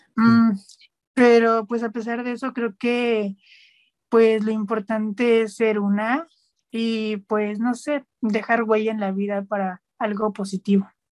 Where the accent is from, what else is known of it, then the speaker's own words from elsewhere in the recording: Nopalillo, Hidalgo, Mexico; es un pueblo que se llama Nopalillo. Este pueblo pues se ubica en el estado de Hidalgo